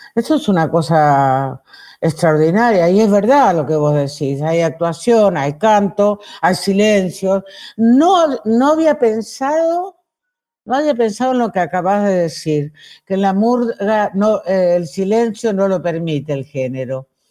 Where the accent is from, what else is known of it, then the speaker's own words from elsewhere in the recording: Villaguay, Entre Ríos, Argentina; En, en Villa Guay había, en mi pueblo, en Entre Ríos, en Villa Guay